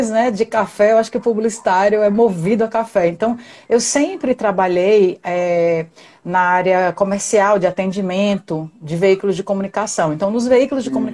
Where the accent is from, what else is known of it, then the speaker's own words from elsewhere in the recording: Pernambuco, Brazil; now in Natal, Brazil; Eu sou quem... pernambucana